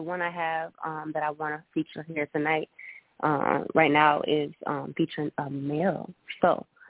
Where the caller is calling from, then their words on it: Minneapolis, Minnesota, United States; I'm calling from Minneapolis, Minnesota.